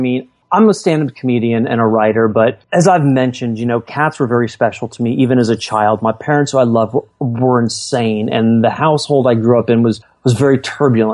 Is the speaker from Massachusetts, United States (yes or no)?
no; California, United States; the shiny suburb I was growing up in California